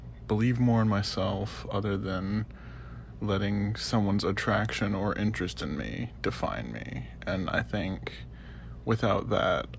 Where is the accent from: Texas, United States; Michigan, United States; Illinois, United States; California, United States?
Texas, United States; I'm from Texas.